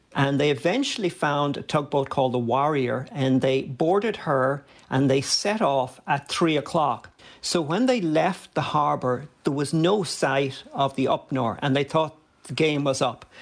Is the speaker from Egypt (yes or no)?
no; Dublin, Leinster, Ireland; when I was a kid growing up in Dublin.